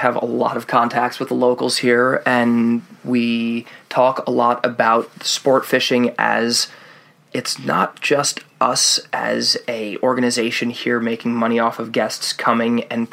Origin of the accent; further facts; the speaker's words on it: United States; as an American